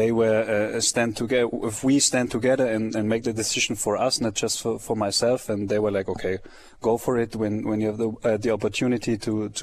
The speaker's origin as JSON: {"language": "English", "town": "Friolzheim", "region": "Baden-Württemberg", "country": "Germany", "tie": "born or raised there", "second_language": "English", "moved": "as an adult", "lives_now": "Kansas City, United States"}